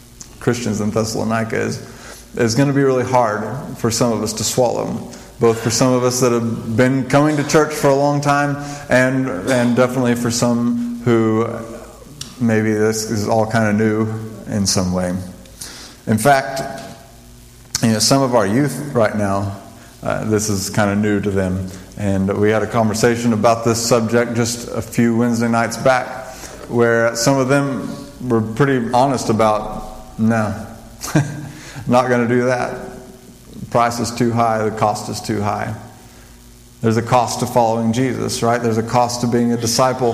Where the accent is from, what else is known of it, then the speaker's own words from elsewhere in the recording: New Mexico, United States; I grew up in New Mexico